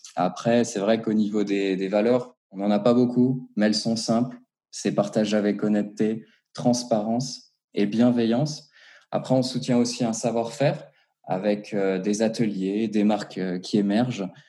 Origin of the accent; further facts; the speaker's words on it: Strasbourg, Grand Est, France; moved away as an adult; now in Geneva, Switzerland; je viens de Strasbourg, du coup, donc en Alsace. J'ai débarqué à Genève il y a à peu près euh, un peu plus de deux ans maintenant